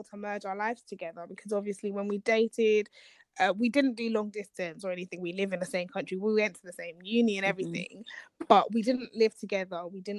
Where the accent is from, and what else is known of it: Nigeria